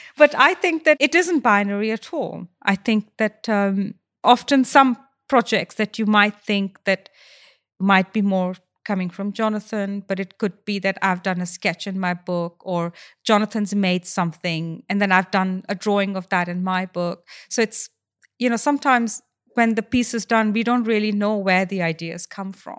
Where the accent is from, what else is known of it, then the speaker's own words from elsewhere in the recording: India; moved away as an adult; now in United Kingdom; I grew up in India and I didn't face racism